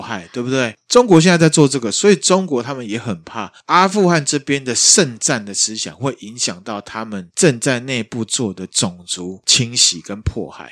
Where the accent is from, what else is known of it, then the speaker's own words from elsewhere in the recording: Taiwan; 我们台湾这边